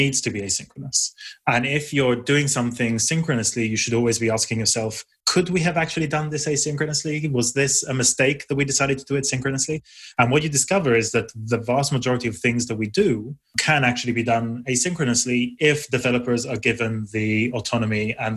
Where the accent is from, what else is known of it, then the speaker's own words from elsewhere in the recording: Israel; now in United Kingdom; I grew up in Israel, I now live in the UK